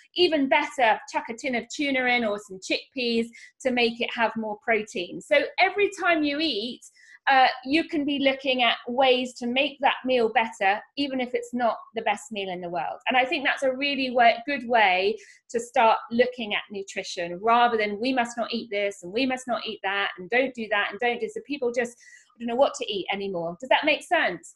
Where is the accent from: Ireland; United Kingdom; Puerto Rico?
United Kingdom; Norfolk, East of England; moved away; I grew up here in Norfolk. I've lived all over the world, but have come back here to bring up my babies.